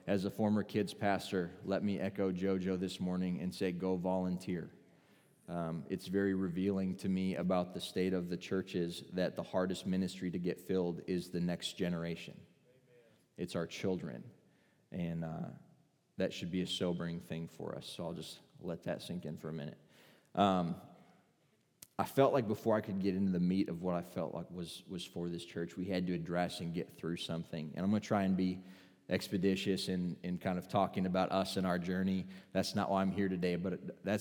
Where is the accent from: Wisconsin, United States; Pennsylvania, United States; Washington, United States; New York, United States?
Wisconsin, United States; moved away as an adult; now in Arkansas, United States; I'm from Wisconsin